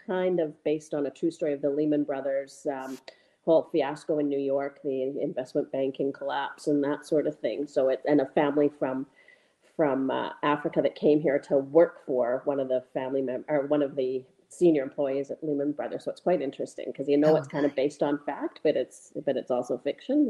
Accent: Calgary, Alberta, Canada; now in Whistler, Canada; I grew up in Calgary

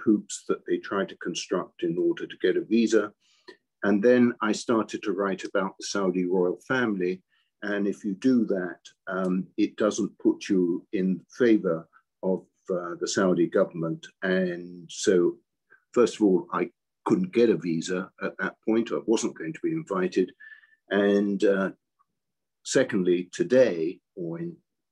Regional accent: United Kingdom; accent: British; moved away as an adult; now in Washington, United States; I've got a British accent. Yes, I was born in Britain. I came here, what is now in 2006, 15 years ago

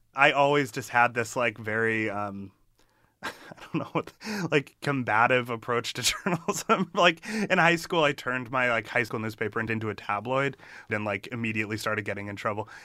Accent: Massachusetts, United States; I grew up in Massachusetts

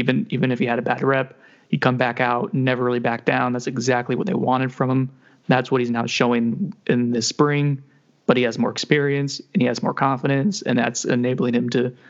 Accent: Hartford, Connecticut, United States; born there; Hartford. I was born in Hartford.

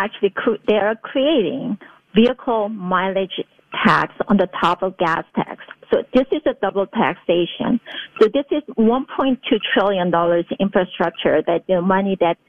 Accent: California, United States; So why, under Governor Newsom in California, I came from California

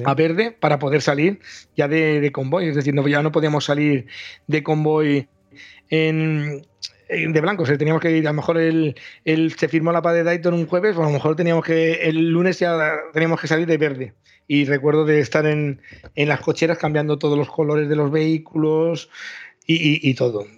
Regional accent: Valencia, Valencian Community, Spain; nosotros somos de Valencia

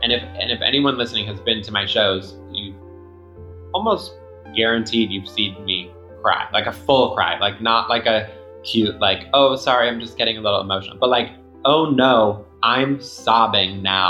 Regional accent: Long Island, New York, United States; born there; I was born in Long Island. I always joke that I was born into a U-Haul because we moved immediately.

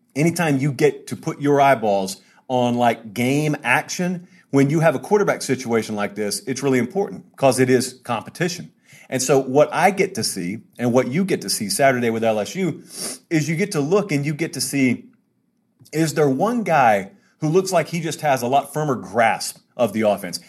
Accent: Georgia, United States; I grew up in Georgia

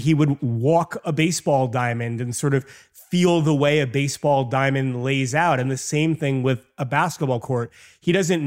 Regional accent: New York, United States; growing up in New York

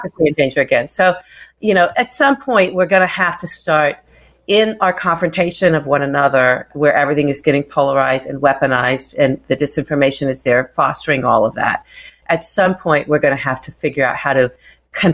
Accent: Wichita, Kansas, United States; moved away; a big part of my growing up from age 6 to 16, I grew up in Wichita, Kansas

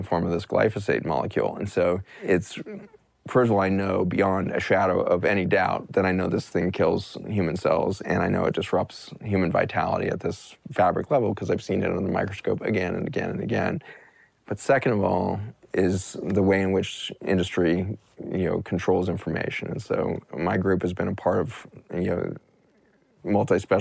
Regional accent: United States; as an American

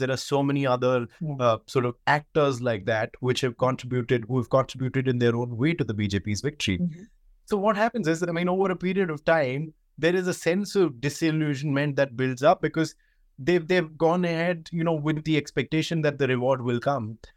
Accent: India; I can talk about myself growing up in India

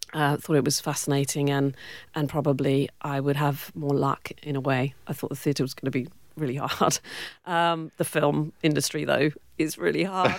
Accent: Cornwall, South West England, United Kingdom; accent: British; moved away as an adult; also born or lived in Warwick, England; now in Western Australia, Australia; I grew up in Cornwall, yep. uh, the southwest of uh, England

